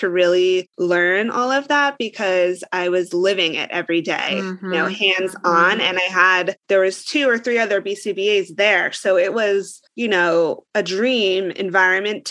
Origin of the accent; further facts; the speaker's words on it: New Jersey, United States; I'm from New Jersey